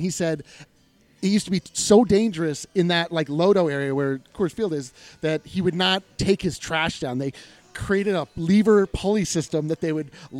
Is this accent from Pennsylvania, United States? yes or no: no; Colorado, United States; I'm from Colorado. You know, we're all from Colorado, right?